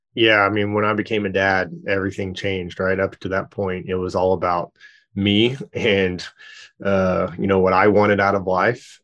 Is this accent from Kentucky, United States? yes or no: no; Dallas, Texas, United States; also born or lived in Louisiana; now in Tulsa, United States; my family is all originally from Louisiana, which is where I was born, and then I grew up in Dallas, Texas, and then, uh, live here now